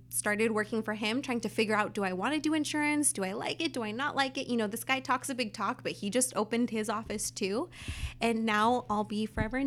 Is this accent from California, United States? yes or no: yes; Whittier, California, United States; I grew up here in Whittier